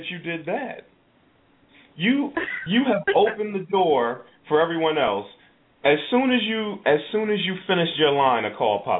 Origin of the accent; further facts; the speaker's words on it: East Orange, New Jersey, United States; I grew up in East Orange.